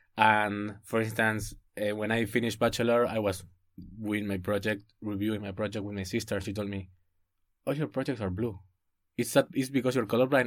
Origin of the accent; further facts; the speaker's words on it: Buenos Aires, Argentina; moved away as an adult; I'm from Buenos Aires